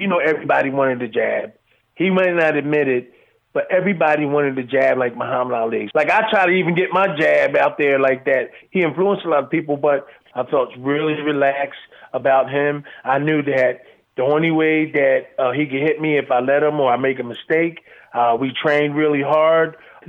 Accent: Philadelphia, Pennsylvania, United States; in the neighborhood where I grew up in South Philly, 7th Street, 7th and Emily

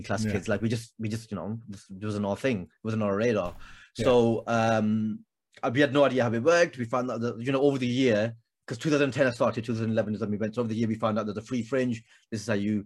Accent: Blackburn, North West England, United Kingdom; Growing up in Blackburn in the 90s, Blackburn, England, in the 90s

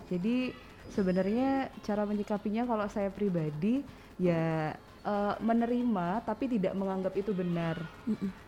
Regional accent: Jember, East Java, Indonesia; dari Jember aja.

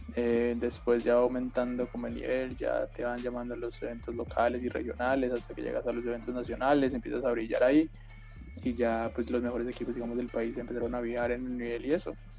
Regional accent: Colombia; soy el único colombiano de este equipo

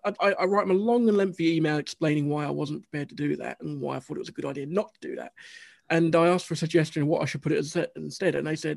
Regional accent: Scotland, United Kingdom; And I'm from Scotland, so that's not like Scottish racism or anything.

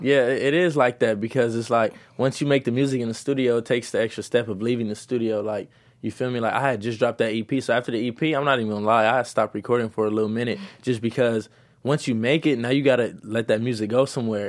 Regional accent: Los Angeles, California, United States; also born or lived in South Central, Los Angeles; I'm from Midtown, and I was raised back and forth from Midtown to South Central.

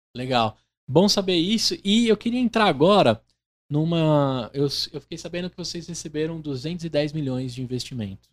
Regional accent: Brazil; Eu, como brasileiro

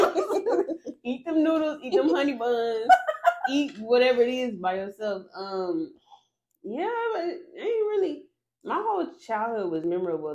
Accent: Arlington, Texas, United States; I'm from Arlington, Mansfield area. So I grew up a little different compared to them.

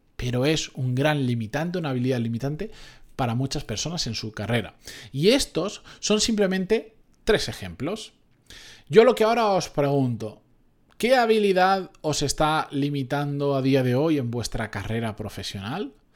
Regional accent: Benidorm, Valencian Community, Spain; de donde yo soy, de Benidorm, de aquella zona

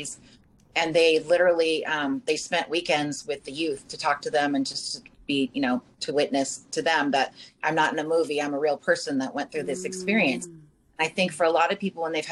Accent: Malibu, California, United States; I grew up in Malibu

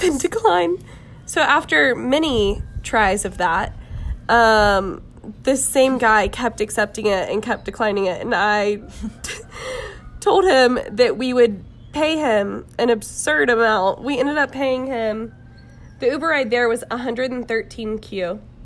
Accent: Jacksonville, Florida, United States; I'm from Jacksonville, Florida

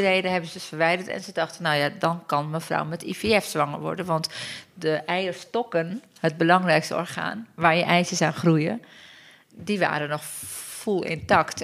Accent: Turkey; also born or lived in London, United Kingdom; now in Netherlands; ik kom uit Turkije

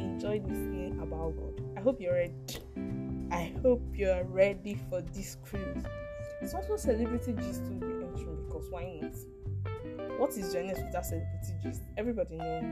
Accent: Ikwerre, Imo, Nigeria; I hail from Imo State, Ukwere, to be precise.

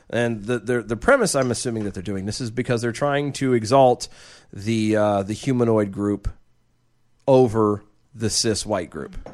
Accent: United States; as the American people

